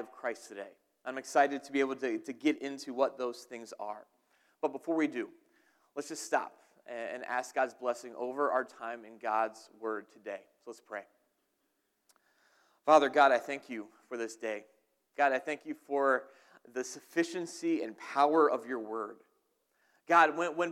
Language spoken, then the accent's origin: English; New Jersey, United States; also born or lived in Dunmore, Pennsylvania; now in Pennsylvania, United States; I'm from New Jersey.